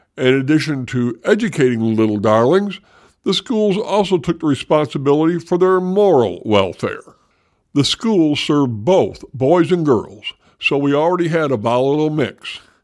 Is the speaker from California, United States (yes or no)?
no; Michigan, United States; those of us growing up in Michigan